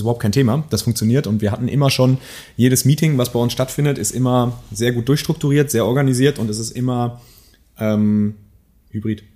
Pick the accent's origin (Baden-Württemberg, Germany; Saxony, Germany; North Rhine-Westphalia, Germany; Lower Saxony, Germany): North Rhine-Westphalia, Germany; Münsterland; moved away as an adult; also born or lived in Silicon Valley; ich bin ja selber Münsterländer, äh, ja. Urmünsterländer